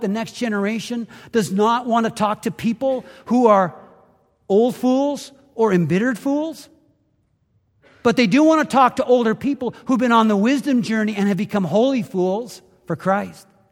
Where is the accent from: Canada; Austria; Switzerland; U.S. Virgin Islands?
Canada; now in United States; Growing up in Canada, I played a lot of hockey